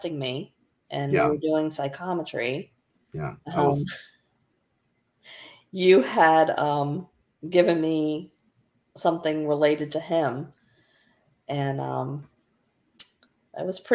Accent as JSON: {"language": "English", "region": "Florida", "country": "United States", "tie": "born or raised there", "said": "I was born in Florida, though. I'm a real Floridian."}